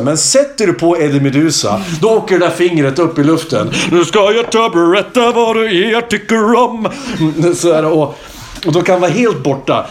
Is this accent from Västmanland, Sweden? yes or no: no; Hälsingland, Gävleborg County, Sweden; now in Kungsbacka, Sweden; nu är jag så jävla stolt över att vara hälsing